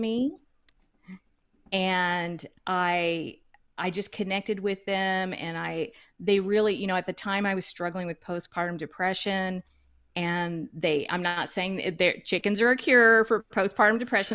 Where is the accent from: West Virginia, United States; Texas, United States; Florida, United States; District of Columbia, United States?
Texas, United States; Duncanville; I am originally from Duncanville, Texas, which is a suburb of Dallas. I lived all my, you know, all my early years in the suburbs.